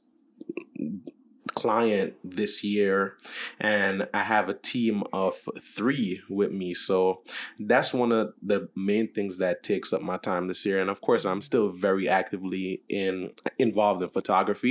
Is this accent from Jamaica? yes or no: yes; Jamaica; I'm Jamaican.